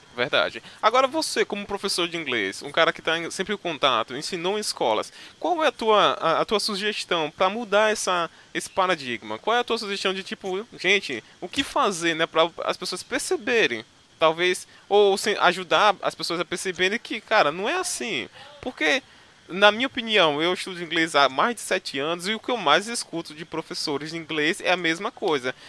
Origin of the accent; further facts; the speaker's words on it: Northeast Region, Brazil; accent: Nordeste; eu não digo que sou brasileiro, sou do Nordeste